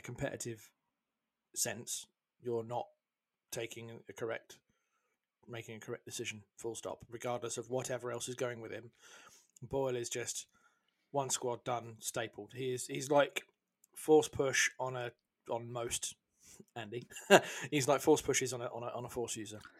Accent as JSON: {"language": "English", "country": "United Kingdom", "said": "as a Brit"}